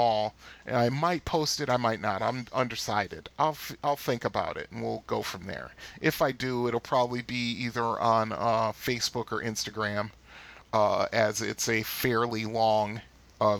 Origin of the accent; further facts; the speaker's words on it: Bridgeport, Connecticut, United States; moved away as an adult; now in Michigan, United States; over to the east end of Bridgeport where I used to live